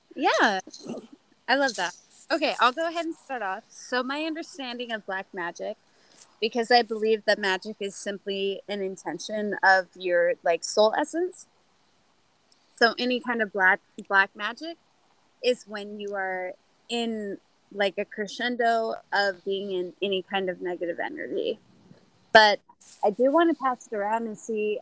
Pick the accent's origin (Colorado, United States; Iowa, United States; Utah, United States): Utah, United States; I come from Utah